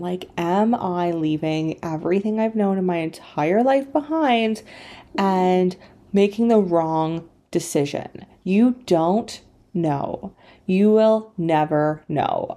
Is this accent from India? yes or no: no; Canada; moved away as an adult; also born or lived in China; So I grew up in Canada in a very small town.